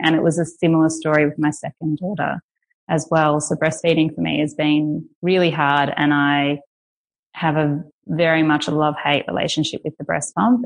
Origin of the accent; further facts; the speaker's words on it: Australia; moved away; I'm Australian